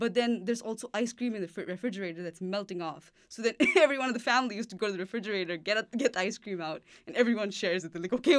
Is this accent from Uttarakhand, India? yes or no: yes; Dehradun, Uttarakhand, India; born there; also born or lived in Chennai; my parents moved to the north because of my dad's job in the oil sector in India, and so I was born in Dehradun, and I was there for the first 3 years of my life, I think, yeah. And then after that, I moved to Chennai for a very short time